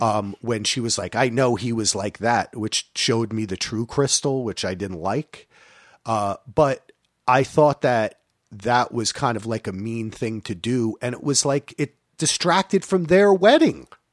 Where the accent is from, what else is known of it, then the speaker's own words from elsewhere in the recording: New Jersey, United States; I'm from New Jersey